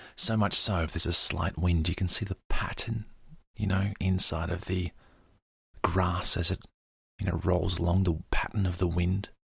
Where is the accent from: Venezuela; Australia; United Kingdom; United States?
Australia; me as an Australian who's used to very clean air